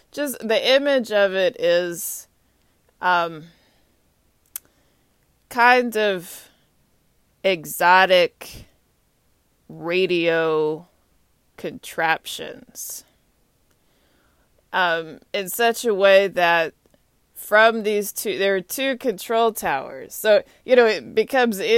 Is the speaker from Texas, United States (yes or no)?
yes; Texas, United States; moved away; So I'm from Texas originally. … I'm a Longhorn. I graduated from UT Austin.